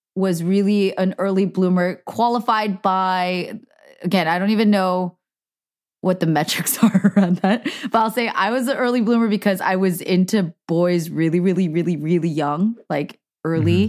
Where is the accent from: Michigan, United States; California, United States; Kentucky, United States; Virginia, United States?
California, United States; Cupertino; I grew up in Cupertino